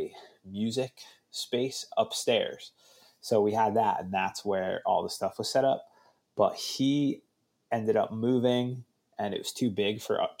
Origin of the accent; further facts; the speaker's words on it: New Jersey, United States; also born or lived in Massachusetts; we moved from Massachusetts down to New Jersey when I was like six